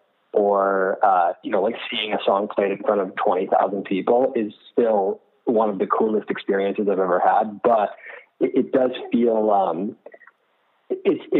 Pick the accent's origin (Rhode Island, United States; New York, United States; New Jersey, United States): Rhode Island, United States; I grew up in Rhode Island, so I was only about an hour south of there